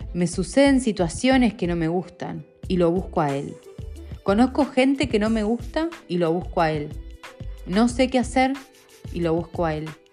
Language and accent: Spanish; Rosario, Santa Fe, Argentina; now in Manchester, United Kingdom; desde que me fui de Rosario